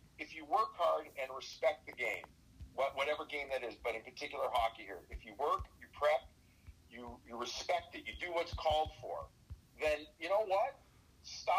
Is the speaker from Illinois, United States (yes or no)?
yes; Chicago, Illinois, United States; moved away; also born or lived in New York City; being a Chicagoan by birth